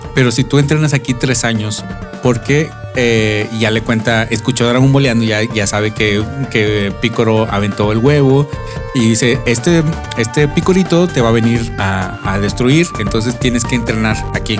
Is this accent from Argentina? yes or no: no; Mexico; Sí, pues que somos mexicanos